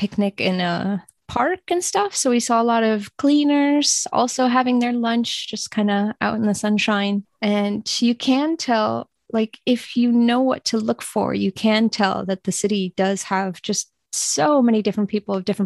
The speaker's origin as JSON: {"language": "English", "country": "United States", "also_born_or_lived": "Guangdong, China", "said": "I'm American"}